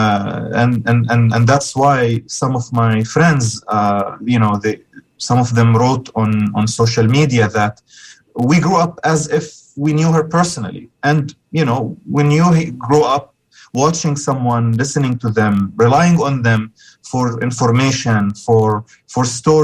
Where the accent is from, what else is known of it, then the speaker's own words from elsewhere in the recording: Gaza, Gaza Strip, Palestine; I grew up in Palestine, in Gaza